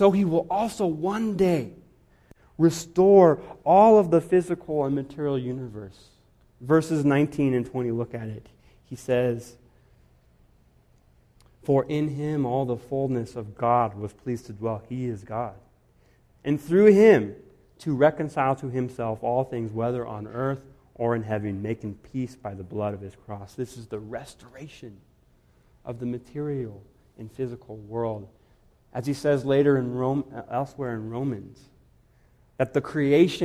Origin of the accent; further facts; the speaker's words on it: Guatemala; moved away; I grew up in Guatemala